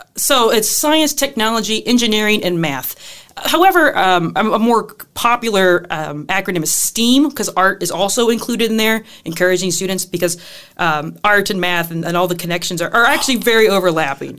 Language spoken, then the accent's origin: English; Southern Illinois, United States; now in La Crosse, United States; I am from Southern Illinois, where it is flatter than flat